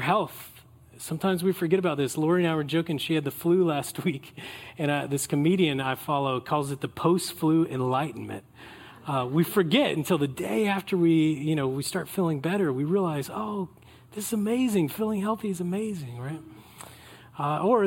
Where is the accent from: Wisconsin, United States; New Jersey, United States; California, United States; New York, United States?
California, United States; we're from California